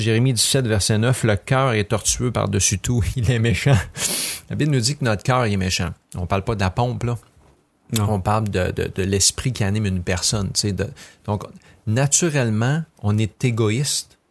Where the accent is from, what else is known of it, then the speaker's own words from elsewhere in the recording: Quebec, Canada; je suis peut-être québécois, blanc, francophone